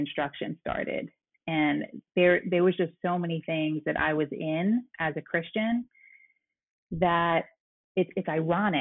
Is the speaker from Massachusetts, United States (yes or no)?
no; New York City, New York, United States; moved away as an adult; also born or lived in Boston; I'm originally from Brooklyn, New York. I was born and raised there, went to school in Boston